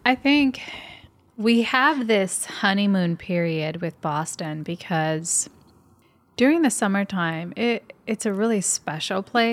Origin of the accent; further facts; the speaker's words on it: Puerto Rico; moved away; also born or lived in Michigan / California; I had lived in Michigan for a big portion of my life, and I grew up in Puerto Rico.